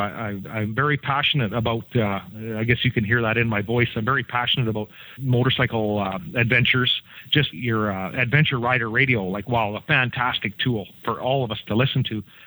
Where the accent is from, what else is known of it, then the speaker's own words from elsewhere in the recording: Canada; I'm the I'm the Canadian guy